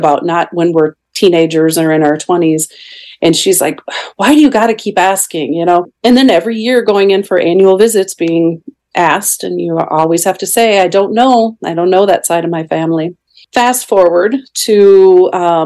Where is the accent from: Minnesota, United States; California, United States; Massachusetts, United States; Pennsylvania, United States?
Minnesota, United States; southern; I was raised the oldest of 3 daughters from southern Minnesota.